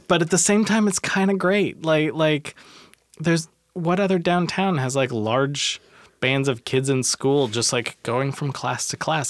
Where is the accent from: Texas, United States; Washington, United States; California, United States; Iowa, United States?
Washington, United States; Tacoma; I'm from Tacoma